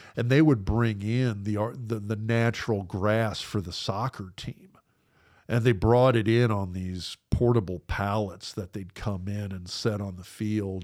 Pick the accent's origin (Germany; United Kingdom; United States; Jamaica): United States; Lincoln, Nebraska; I grew up in Lincoln.